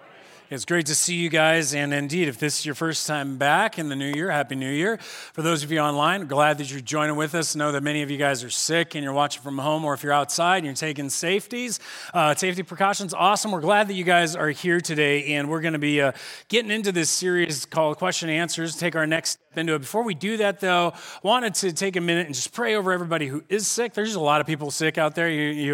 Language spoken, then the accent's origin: English; Corona, California, United States; You know, I grew up here in Corona, and kind of the first introductions I received of the Bible was this idea that the Bible and youth group was told to us this way.